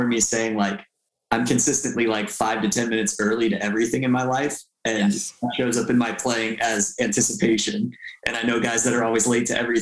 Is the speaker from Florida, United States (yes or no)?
yes; Tampa, Florida, United States; my hometown in Tampa